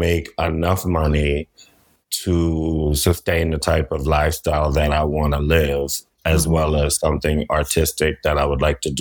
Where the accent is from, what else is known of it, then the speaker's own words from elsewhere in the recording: New Orleans, Louisiana, United States; I'm from New Orleans